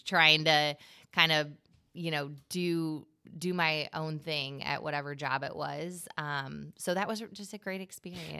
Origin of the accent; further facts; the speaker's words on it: Gillespie, Illinois, United States; I'm from Gillespie, Illinois.